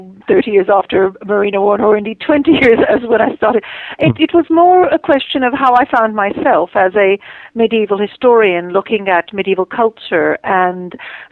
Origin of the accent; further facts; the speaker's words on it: Jerusalem, Jerusalem District, Israel; And I come from Jerusalem myself. I know a lot of the places.